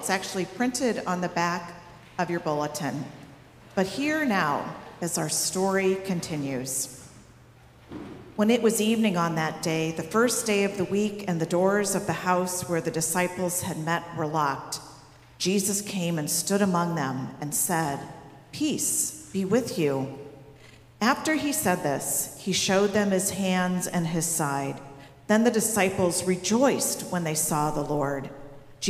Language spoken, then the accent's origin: English; Missouri, United States; I'm from Missouri